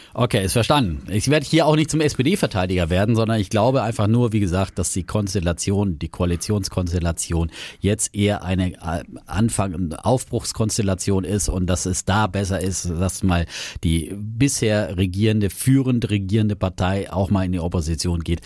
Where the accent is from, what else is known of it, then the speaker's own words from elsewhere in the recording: Franconia, Bavaria, Germany; als Franke